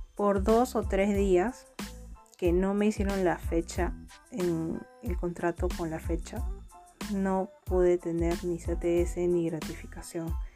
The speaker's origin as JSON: {"language": "Spanish", "town": "Huacho", "region": "Lima", "country": "Peru", "said": "soy de Huacho"}